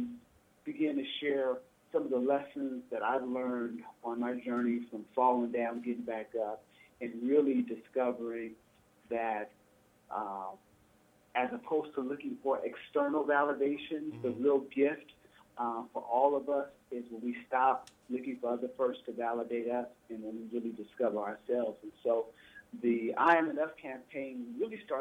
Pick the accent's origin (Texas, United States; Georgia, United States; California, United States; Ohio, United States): California, United States; Oakland; I grew up in Oakland